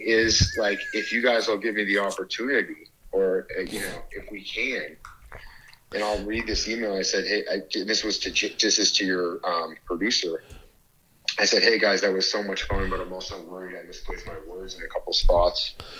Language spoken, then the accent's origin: English; Canada; Like, I am Canadian.